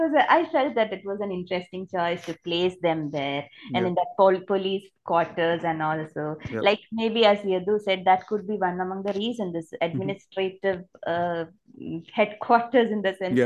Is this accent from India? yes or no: yes; Thiruvananthapuram, Kerala, India; this isn't set in Trivandrum, not like, that's my hometown.